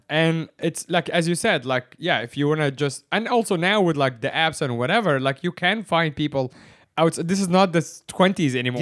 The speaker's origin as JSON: {"language": "English", "country": "Egypt", "moved": "yes", "lives_now": "Hong Kong", "said": "I am from Egypt, which is the Middle East"}